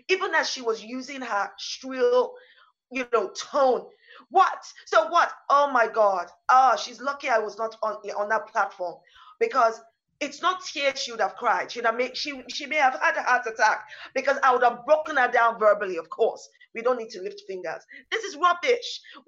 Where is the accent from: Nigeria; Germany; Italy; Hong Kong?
Nigeria; also born or lived in East Africa / United States; now in United Kingdom; So I grew up partly in Nigeria. We also moved for a while to East Africa. And in the States on some of my younger years, and in the United Kingdom for most of my adult life.